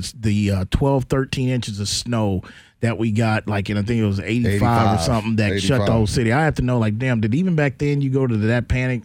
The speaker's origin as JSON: {"language": "English", "town": "San Antonio", "region": "Texas", "country": "United States", "said": "I'm from San Antonio."}